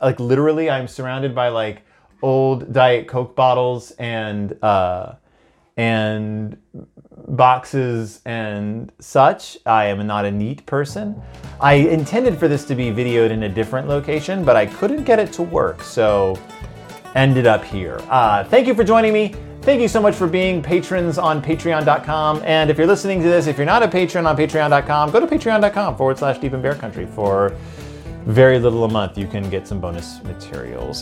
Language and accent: English; Houston, Texas, United States; I grew up in Houston, Texas